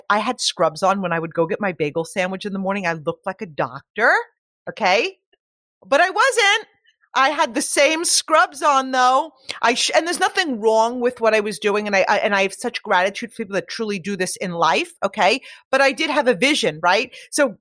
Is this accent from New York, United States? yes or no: yes; Long Island, New York, United States; I was born on Long Island